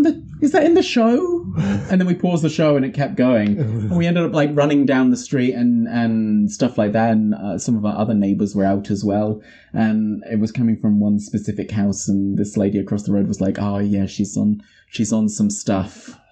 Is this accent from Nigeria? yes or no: no; England, United Kingdom; moved away as an adult; now in New Zealand; most of my years have been here. It's, yeah, I can't say I really had any weird neighbours in England